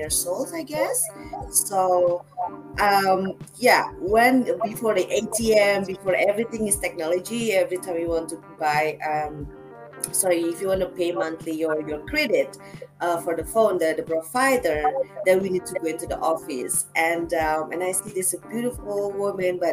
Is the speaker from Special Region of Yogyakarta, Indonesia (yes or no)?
no; Jakarta, Indonesia; moved away as an adult; now in Bali, Indonesia; I'm born and raised in Jakarta, but Bali, it's home since the last, this May I'm coming out 5 years, full-time Bali living